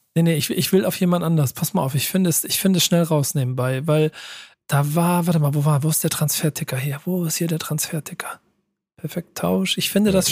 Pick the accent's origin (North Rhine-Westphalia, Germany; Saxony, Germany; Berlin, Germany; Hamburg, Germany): Hamburg, Germany; ich bin als Hamburger, ja, erkläre immer, Ham Pauli ist meine Stadt